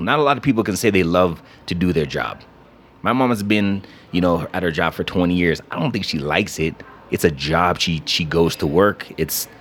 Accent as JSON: {"language": "English", "country": "Canada", "tie": "born or raised there", "also_born_or_lived": "Atlanta, Georgia", "moved": "as an adult", "said": "I grew up in Canada."}